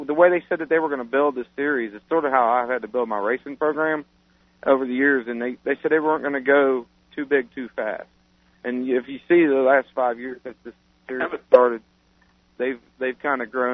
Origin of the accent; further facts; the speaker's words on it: Lawrenceburg, Indiana, United States; born or raised there